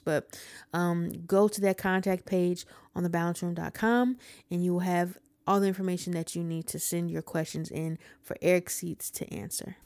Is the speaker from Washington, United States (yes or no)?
no; Ohio, United States; I'm from Ohio. This is home. I love Ohio.